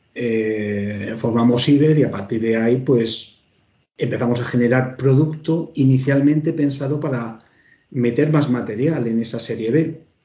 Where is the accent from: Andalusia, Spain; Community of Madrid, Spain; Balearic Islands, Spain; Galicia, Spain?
Community of Madrid, Spain; Pinto; yo soy de Pinto